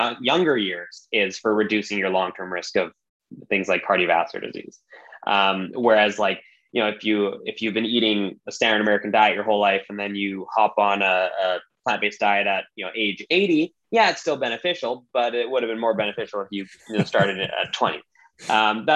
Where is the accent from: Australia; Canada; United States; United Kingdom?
Canada; British Columbia; I am born and raised in British Columbia, Canada. So I'm very, very much Canadian.